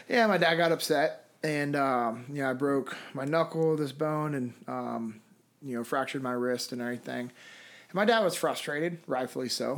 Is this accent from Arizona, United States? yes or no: no; Sacramento, California, United States; moved away as an adult; now in Memphis, United States; Originally, I'm from Sacramento, California.